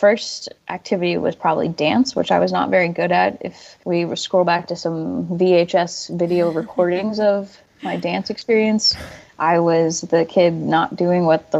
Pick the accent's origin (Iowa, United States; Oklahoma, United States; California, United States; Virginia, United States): Virginia, United States; Warrenton; moved away as an adult; also born or lived in Athens, West Virginia / East Stroudsburg, Pennsylvania; So I grew up in Warrenton, Virginia, which is in Fauquier County. So I went through the public school system there, and then I went to undergrad at Concord University in Athens, West Virginia.